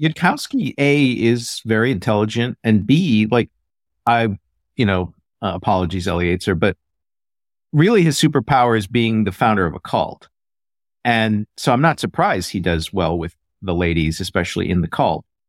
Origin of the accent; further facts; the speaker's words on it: Midwest, United States; I grew up in the Midwest